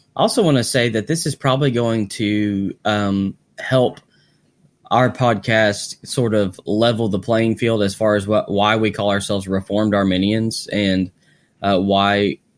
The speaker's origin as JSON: {"language": "English", "region": "Arkansas", "country": "United States", "said": "I'm from Arkansas"}